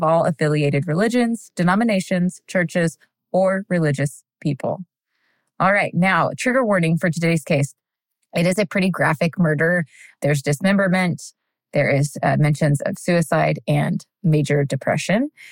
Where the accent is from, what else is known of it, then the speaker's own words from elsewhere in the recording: Texas, United States; now in Tennessee, United States; I'm born and raised in Texas, but right now I'm currently a Tennessean